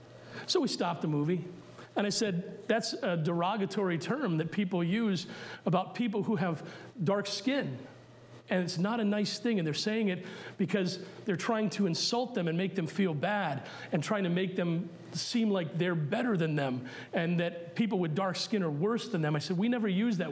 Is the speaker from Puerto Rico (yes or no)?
yes; Puerto Rico; born there; Yes, I was born in Puerto Rico. Yes, I'm considered Puerto Rican by birth. But if you haven't noticed, I'm lily white.